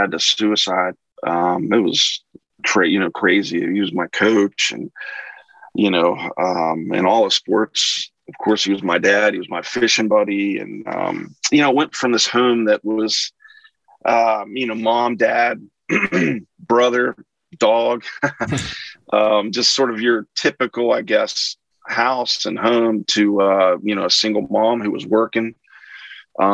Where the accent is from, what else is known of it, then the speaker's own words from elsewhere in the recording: Wetzel County, West Virginia, United States; I grew up in Wetzel County, West Virginia guy. So haven't left the state